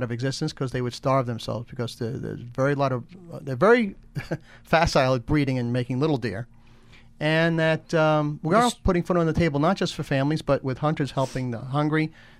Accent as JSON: {"language": "English", "area": "Hudson Valley", "region": "New York", "country": "United States", "tie": "born or raised there"}